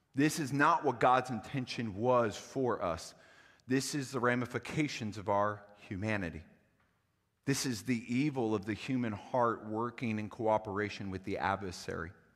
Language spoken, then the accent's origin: English; Cincinnati, Ohio, United States; moved away; also born or lived in Wisconsin; I'm a Yankee. I'm from Cincinnati, Ohio originally, but my entire family for the most part came from Wisconsin